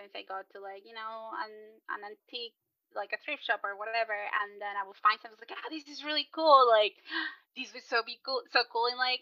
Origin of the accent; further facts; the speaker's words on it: Chile; moved away; I'm originally from Chile.